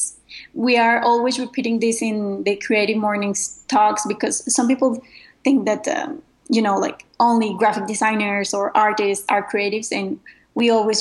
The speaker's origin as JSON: {"language": "English", "country": "Mexico", "said": "I am from Mexico"}